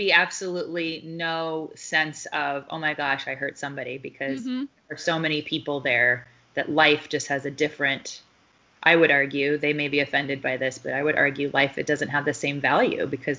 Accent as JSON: {"language": "English", "region": "Deep South", "country": "United States", "tie": "born or raised there", "said": "And then I was raised in the Deep South by two Yankees."}